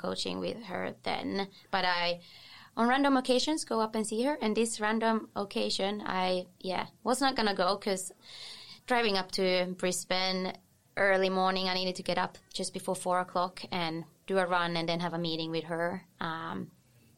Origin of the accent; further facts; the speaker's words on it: Finland; English is a second language; moved away as an adult; also born or lived in Sweden; now in Sunshine Coast, Australia; I come from Finland, grown up there. And, being there until I was 21